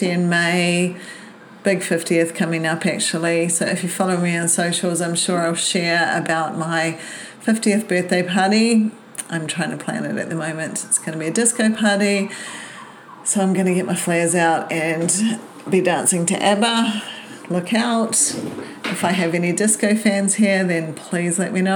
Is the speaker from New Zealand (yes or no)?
yes; New Zealand; moved away as an adult; now in Brisbane, Australia; Born in New Zealand and moved to Brisbane when I was 20